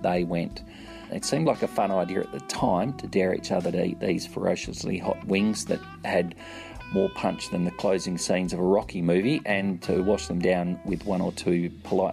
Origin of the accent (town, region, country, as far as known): Perth, Western Australia, Australia; born or raised there; moved away as an adult; also born or lived in London, United Kingdom; now in Sydney, Australia